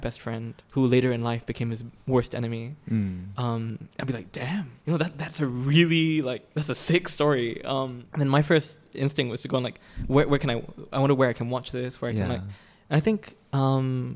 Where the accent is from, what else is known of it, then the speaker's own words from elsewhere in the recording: Singapore; I was from Singapore